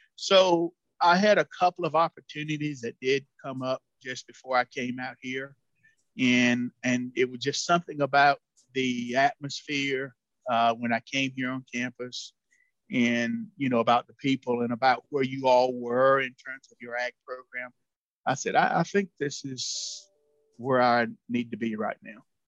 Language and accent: English; North Carolina, United States; moved away as an adult; now in Illinois, United States; an extension position came available near my hometown next door